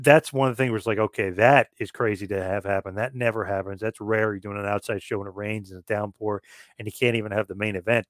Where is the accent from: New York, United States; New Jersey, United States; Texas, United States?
New Jersey, United States; Asbury Park; my hometown, Asbury Park, New Jersey